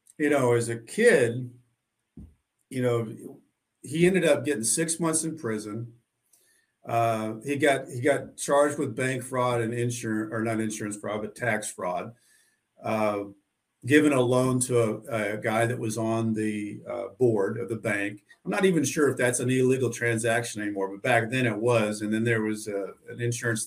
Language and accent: English; Southwest Missouri, United States; I grew up in Southwest Missouri, a small town. It's about three hours from St. Louis, down in kind of a hillbilly country